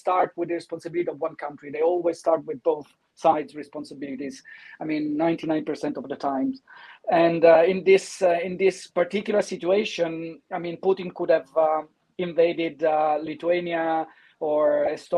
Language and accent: English; Italy; now in London, United Kingdom; I'm coming from Italy